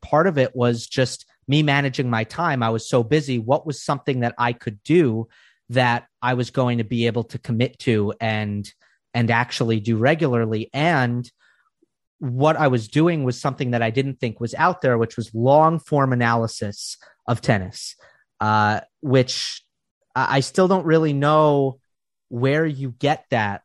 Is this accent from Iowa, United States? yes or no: no; Long Island, New York, United States; moved away as an adult; now in Los Angeles, United States; where I grew up and on Long Island